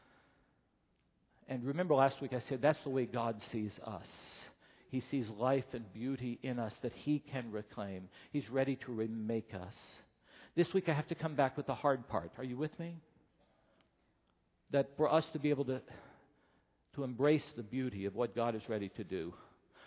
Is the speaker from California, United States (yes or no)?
yes; Southern California, United States; as Southern Californian